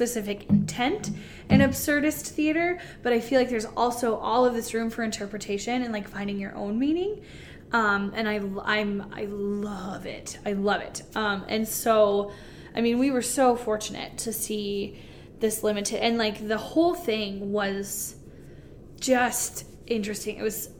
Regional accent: North Dakota, United States; Where are you guys from? And we're like, North Dakota.

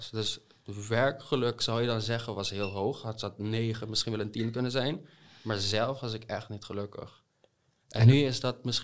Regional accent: Curaçao; accent: buitenlands accent; also born or lived in United States; now in Netherlands; Hoe ik kom uit Curaçao. Oké. Ja, ook een paar in de States geweest, dus ik gebruik nog altijd veel te veel Engelse woorden tussen Nederlands.

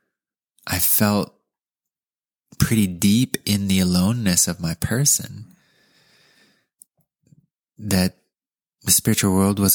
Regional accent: California, United States; we grew up in California too

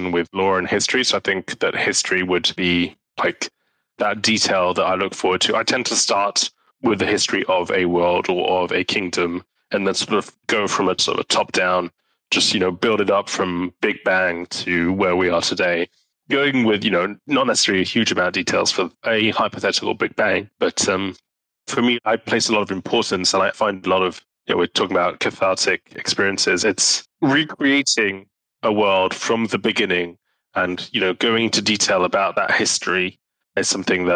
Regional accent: Switzerland; English is a second language; We're both Swiss.

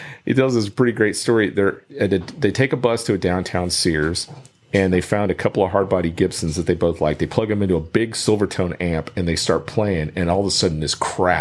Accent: Fort Worth, Texas, United States; now in Austin, United States; That's where I grew up in Fort Worth

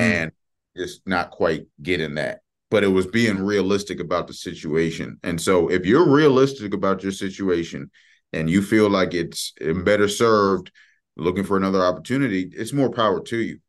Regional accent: Maryland, United States; moved away; I'm from Maryland

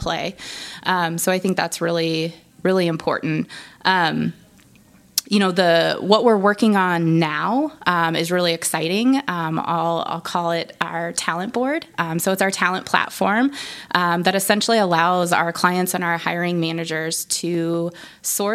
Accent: Nebraska, United States; I am from Nebraska

